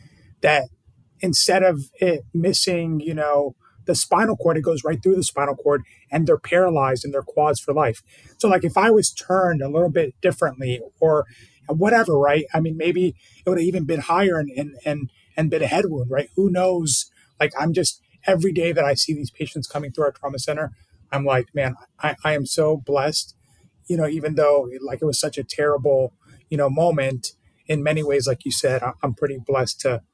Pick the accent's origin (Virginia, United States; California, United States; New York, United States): Virginia, United States; Burke; In Burke, Virginia, Northern Virginia.